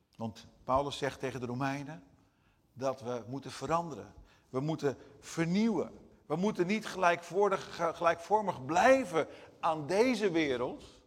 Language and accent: Dutch; Brazil; first language Portuguese; Dutch is a second language; now in Netherlands; als je in het buitenland woont, zoals ik in, Nederland, eh, in Brazilië heb gewoond als Nederlander